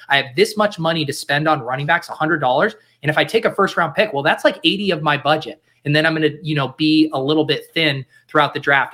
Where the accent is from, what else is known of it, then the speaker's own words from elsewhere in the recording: Denver, Colorado, United States; I grew up in Denver